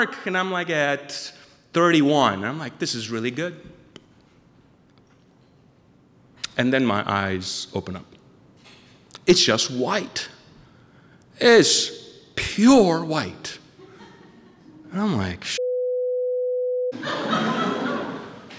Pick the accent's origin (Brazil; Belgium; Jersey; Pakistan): Pakistan; now in Maine, United States; I was born and raised in Pakistan